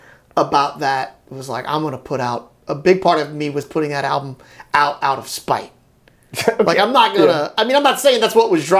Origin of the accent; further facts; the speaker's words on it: Bunkie, Louisiana, United States; also born or lived in Baton Rouge, Louisiana; now in New Orleans, United States; My hometown buddies from Bunkie